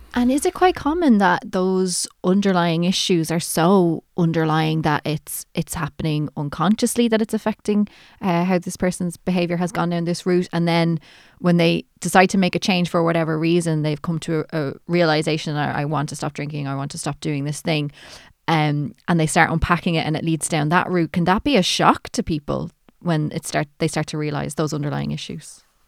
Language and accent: English; Ireland; I'm Irish